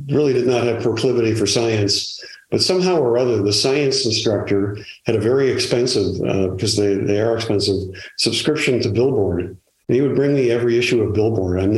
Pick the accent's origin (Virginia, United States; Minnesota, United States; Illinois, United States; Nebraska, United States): Illinois, United States; Chicago; now in California, United States; born on the West side, literally born on the West side, but whisked immediately to the South side uh, and I lived at 89th and South Shore.